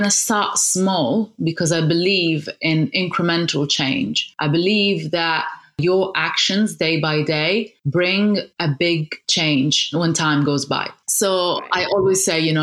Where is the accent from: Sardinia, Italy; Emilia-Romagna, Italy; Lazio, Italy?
Sardinia, Italy; also born or lived in Casablanca, Morocco; I grew up in Sardinia, which is a gorgeous island in Italy